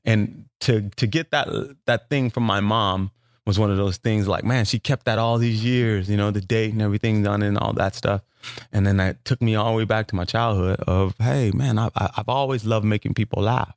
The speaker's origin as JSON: {"language": "English", "town": "Los Angeles", "region": "California", "country": "United States", "also_born_or_lived": "New Orleans", "moved": "yes", "said": "I'm from South Central Los Angeles"}